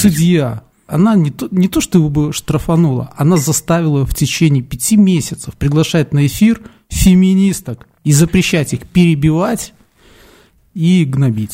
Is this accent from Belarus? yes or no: yes; Belarus